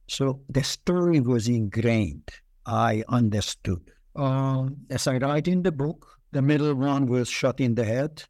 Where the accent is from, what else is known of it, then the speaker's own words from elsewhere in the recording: Budapest, Hungary; also born or lived in Israel; now in United States; I was born in Budapest during the war. Um, uh, Budapest had at that time 22 districts, and we lived in the toughest district.